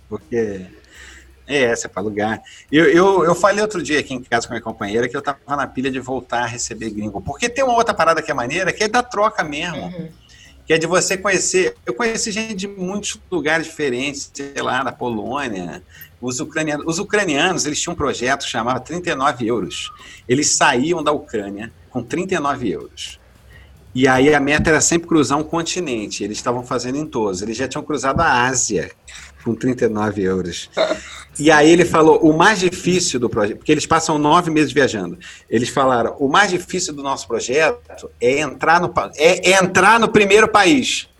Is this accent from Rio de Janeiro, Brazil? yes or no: yes; Rio de Janeiro, Brazil; Eu cresci em Jacarepaguá